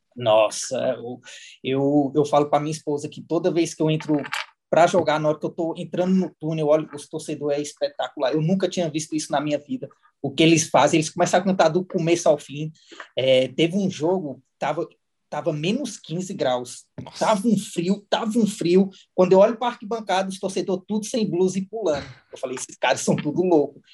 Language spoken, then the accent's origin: Portuguese; Samambaia, Federal District, Brazil; moved away as an adult; also born or lived in Portugal; eu nasci na Samambaia Norte